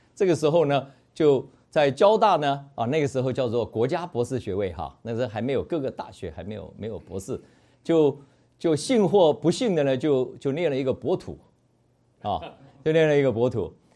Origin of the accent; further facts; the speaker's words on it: Zhushan, Nantou County, Taiwan; also born or lived in Taichung; 从小在台中出生，但是在四岁的时候就move到乡下去，啊，move到南投县的这个竹山镇